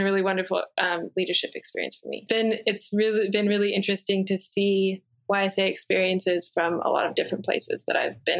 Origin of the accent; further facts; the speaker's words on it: Virginia, United States; now in Washington, United States; I grew up mostly here in Virginia, but have moved around quite a bit since college, since then, since moving away from Virginia after college.